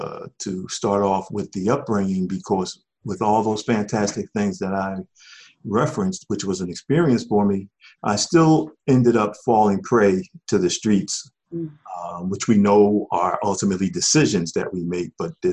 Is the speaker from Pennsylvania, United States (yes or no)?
yes; Philadelphia, Pennsylvania, United States; Well, I had a wonderful upbringing. It was back in the day where you had true community in our African community.